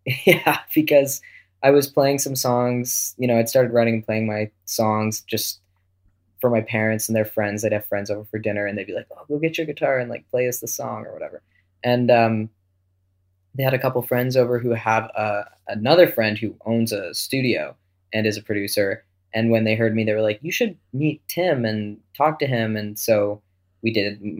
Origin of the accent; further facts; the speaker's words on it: Wolfville, Nova Scotia, Canada; also born or lived in Antigonish, Nova Scotia / Halifax / Toronto; When I was about 12, I moved from Wolfville to another town in Nova Scotia called Antigonish